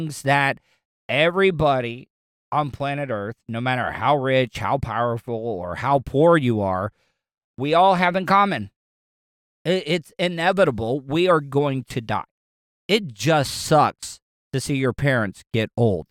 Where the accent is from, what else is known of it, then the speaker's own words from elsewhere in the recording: the South, United States; I grew up in the South